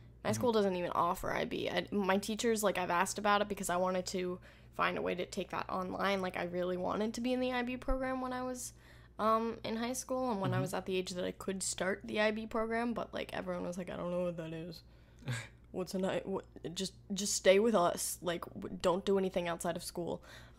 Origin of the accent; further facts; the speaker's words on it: United States; We're from America.